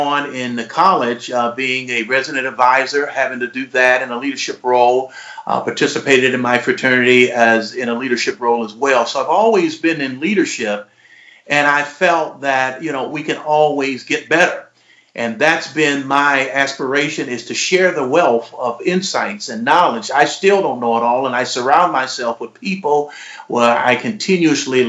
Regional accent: Detroit, Michigan, United States; also born or lived in Kalamazoo, Michigan; I'm born and raised in Detroit

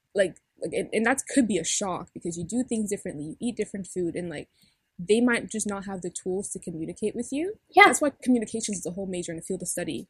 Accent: Cameroon; I'm Cameroonian

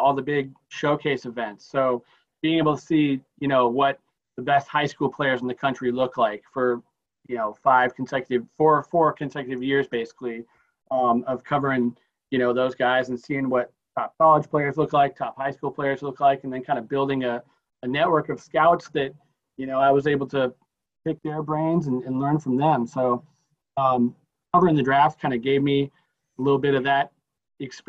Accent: Seattle, Washington, United States; I grew up in the Seattle area, and then went to Central Washington University

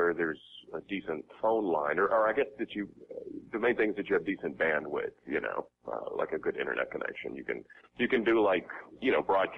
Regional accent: Memphis, Tennessee, United States; now in Los Angeles, United States; I grew up in Memphis, Tennessee

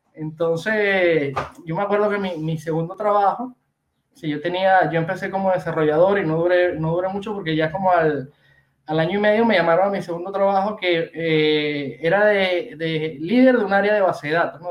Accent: Venezuela; moved away as an adult; also born or lived in Argentina; now in Barcelona, Spain; soy venezolano

